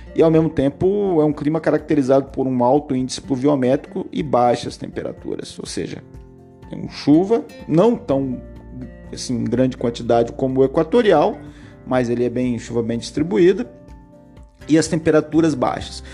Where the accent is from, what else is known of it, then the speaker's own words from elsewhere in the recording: Curitiba, Paraná, Brazil; Paraná, que é o meu estado, capital Curitiba, onde eu nasci